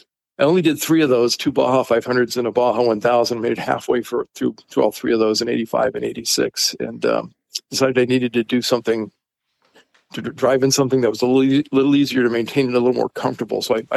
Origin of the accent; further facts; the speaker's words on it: Los Angeles, California, United States; I grew up in Los Angeles